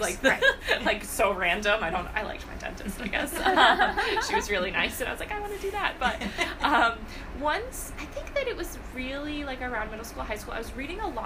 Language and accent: English; outside of Boston, Massachusetts, United States; moved away as an adult; also born or lived in Maine / Rhode Island; now in New York, United States; I am originally from Massachusetts, outside of Boston, and lived there all same town my whole childhood, all through high school